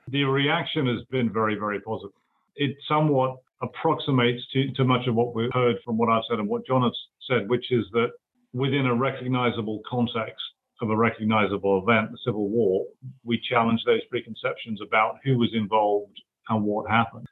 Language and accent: English; United Kingdom; accent: British; moved away as an adult; now in United States; although I am an American U.S. citizen now, I hail from the United Kingdom. So my accent is still, after 20 odd years, recognizably, I guess, British.